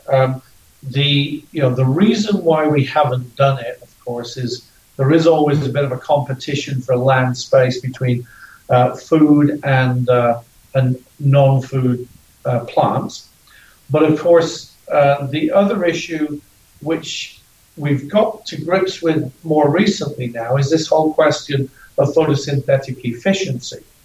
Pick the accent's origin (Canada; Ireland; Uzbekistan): Ireland; I'm Irish.